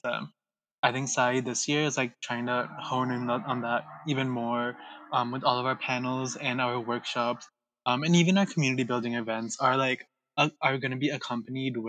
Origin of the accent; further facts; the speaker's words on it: Chandler, Arizona, United States; I was born and raised here in Chandler, Arizona, which is also where I am now. I've lived here my entire life